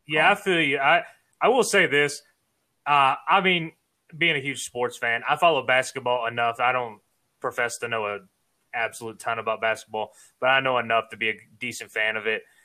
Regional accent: Savannah, Georgia, United States; moved away as an adult; now in Florida, United States; I'm originally from Savannah. Actually, I was born and raised there

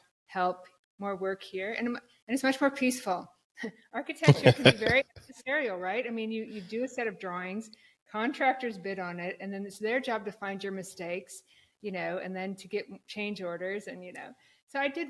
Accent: Black Hills of South Dakota, United States; moved away as an adult; also born or lived in Minneapolis / New York City area / San Francisco; I'm from South Dakota originally, the Black Hills of South Dakota, Mount Rushmore

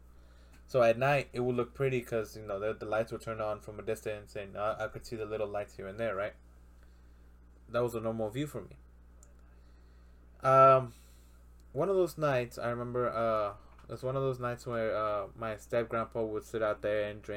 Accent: Mexico; moved away; my hometown in Mexico, when I was there, right now it's more suburb

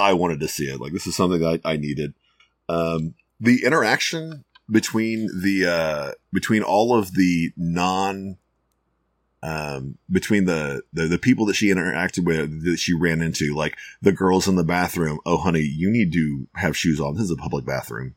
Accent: Houston, Texas, United States; I grew up in Houston

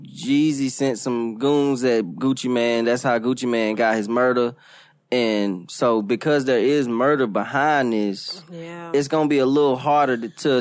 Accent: the South, United States; being from the South

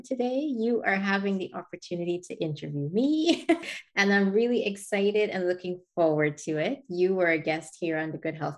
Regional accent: Guyana; I was born and raised in Guyana in South America

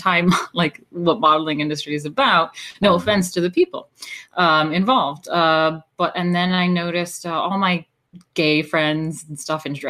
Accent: Hudson Valley, New York, United States; moved away as an adult; I was born in New York City, and I grew up in the Hudson Valley, New York, which is quite lovely

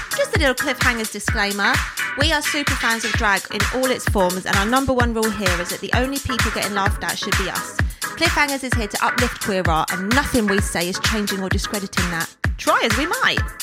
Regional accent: London, United Kingdom; Born and raised in London

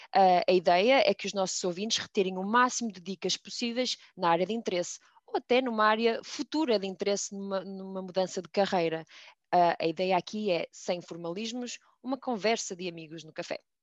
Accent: Minho, Portugal; accent: minhota; a minha pronúncia minhota

